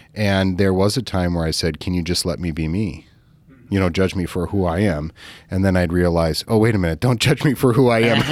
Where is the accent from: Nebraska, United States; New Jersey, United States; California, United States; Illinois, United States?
California, United States; moved away; also born or lived in Midwest; we grew up in California